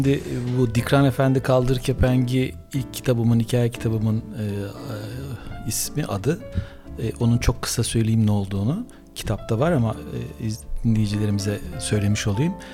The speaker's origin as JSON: {"language": "Turkish", "town": "Büyükada", "region": "Istanbul", "country": "Turkey", "tie": "born there", "said": "9 Temmuz doğumluyum. İkizler Burcu. Ee, bir doğum doğum da enteresan. Çünkü şöyle büyük Büyükada'da o zaman böyle doğum hastanesi yok 1960'lı yıllarda."}